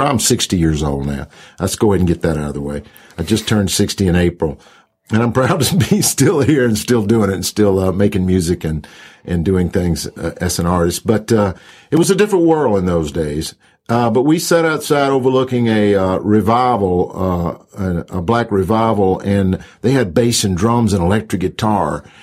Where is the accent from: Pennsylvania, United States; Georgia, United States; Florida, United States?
Georgia, United States; Jackson; moved away as an adult; also born or lived in California; in Jackson, Georgia. In fact, I did. I lived in the same house for the first 18 years of my life.